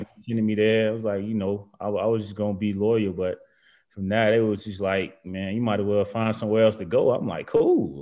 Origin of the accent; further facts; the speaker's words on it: Macon, Georgia, United States; moved away as an adult; also born or lived in Virginia / Alabama; I'm, I'm from Georgia.